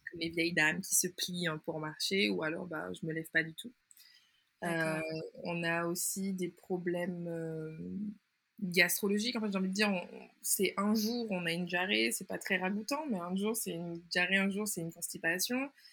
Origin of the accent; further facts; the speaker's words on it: Martinique; also born or lived in Canada; je suis originaire de la Martinique et d'ailleurs, c'est de là que je vous parle